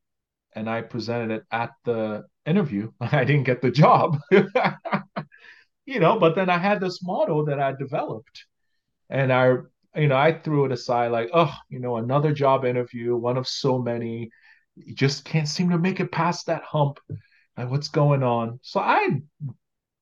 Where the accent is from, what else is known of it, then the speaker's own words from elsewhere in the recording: Nigeria; moved away as an adult; now in Canada; Growing up in Nigeria